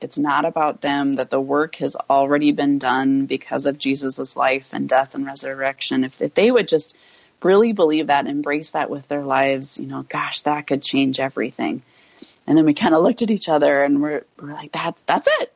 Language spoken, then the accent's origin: English; North Dakota, United States; I grew up in North Dakota